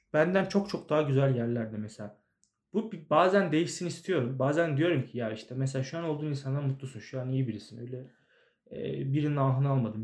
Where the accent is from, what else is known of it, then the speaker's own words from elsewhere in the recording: Ankara, Turkey; Sincan'da büyüdüm ben.